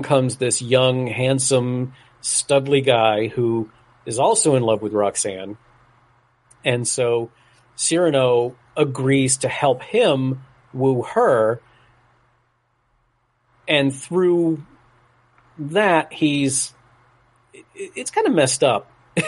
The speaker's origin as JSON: {"language": "English", "region": "South Florida", "country": "United States", "tie": "born or raised there", "said": "the town where I grew up in South Florida"}